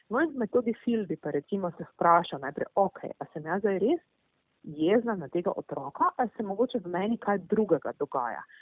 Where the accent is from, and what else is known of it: Slovenia